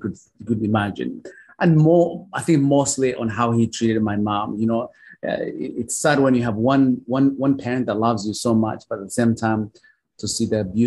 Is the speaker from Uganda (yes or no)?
yes; Uganda; also born or lived in Oklahoma; now in United States; I was born and raised in Uganda. I grew up in a small little village where life was miserable.